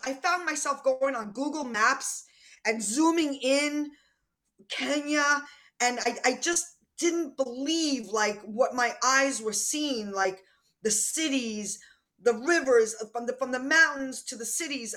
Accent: New York, United States; I'm from New York. I don't stop talking.

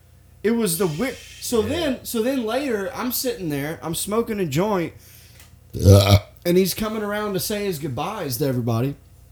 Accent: Boston, Massachusetts, United States; You know, I'm from Boston. I don't know if you guys know that.

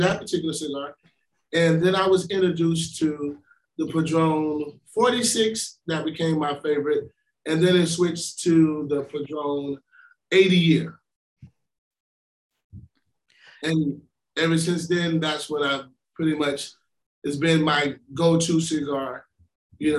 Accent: Florida, United States; I'm being from Florida

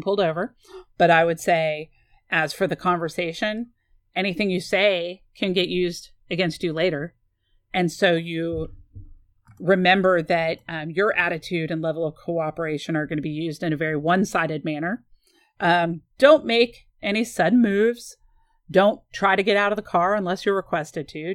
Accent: San Antonio, Texas, United States; I grew up in San Antonio

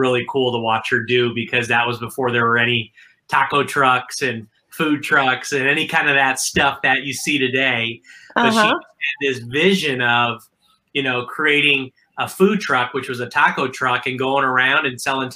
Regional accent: Milwaukee, Wisconsin, United States; I'm originally from Milwaukee, Wisconsin

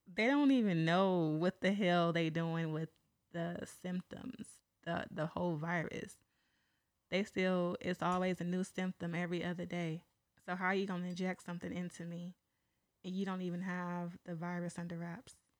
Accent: San Pablo, California, United States; I'm from San Pablo

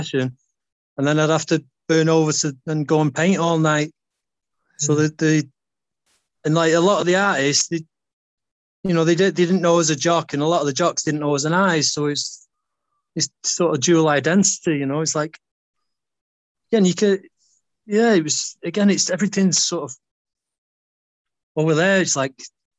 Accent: Greater Manchester, North West England, United Kingdom; also born or lived in America; by the time I was 15, 16, I was sort of coming through in Greater Manchester as a runner

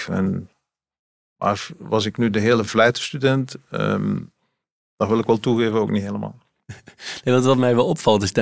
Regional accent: Ghent, Flanders, Belgium; In Gent. Gent, in de stad.

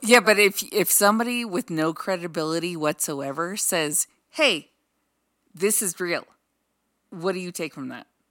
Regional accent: Los Angeles, California, United States; moved away; also born or lived in Colorado; Monique and I grew up in Los Angeles

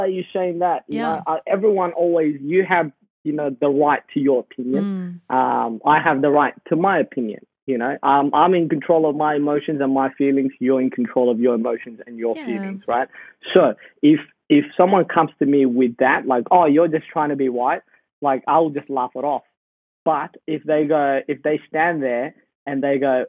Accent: Perth, Western Australia, Australia; also born or lived in Sudan; I used to play soccer for the youth group in Perth, where I grew up. And coming from Sudan, all we did was play soccer

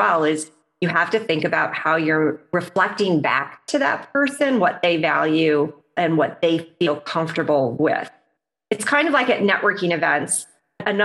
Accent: Midwest, United States; I'm a Midwesterner. So Midwesterner US

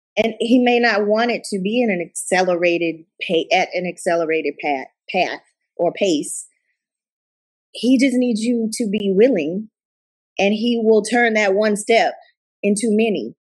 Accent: Tuscaloosa, Alabama, United States; also born or lived in Katy and Richmond area, Texas; now in Katy, United States; my home home state of Alabama and my hometown there in Tuscaloosa

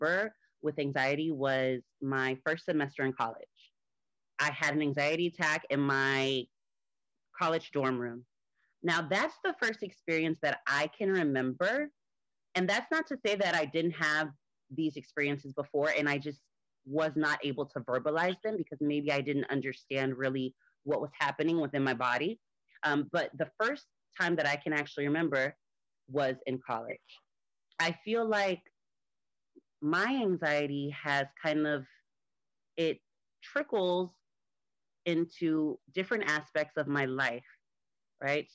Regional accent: Miami, Florida, United States; moved away as an adult; now in Atlanta, United States; I am originally from Miami, Florida in the United States. I recently moved to Atlanta

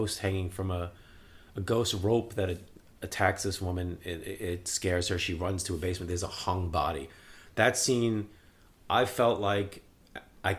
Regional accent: New York City, New York, United States; also born or lived in Staten Island; we moved from Brooklyn to Staten Island

